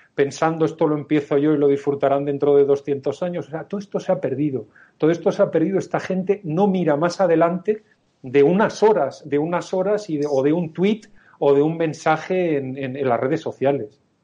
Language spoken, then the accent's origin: Spanish; Spain